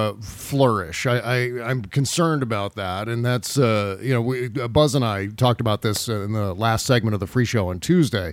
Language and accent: English; Washington, District of Columbia, United States; I grew up in Washington, D.C., in this area, and watching Channel 4, the NBC affiliate here in Washington